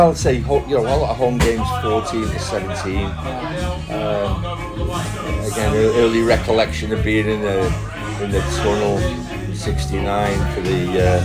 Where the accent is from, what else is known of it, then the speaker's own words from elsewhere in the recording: Manchester, North West England, United Kingdom; moved away as an adult; now in Vancouver Island, Canada; Uh, I was born in Didsbury. Uh, lived there till I was 21.